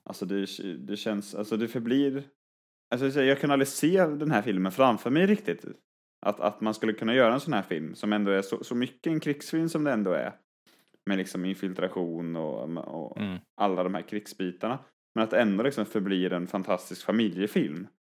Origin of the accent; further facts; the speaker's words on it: Skövde, Västra Götaland, Sweden; jag är från Skövde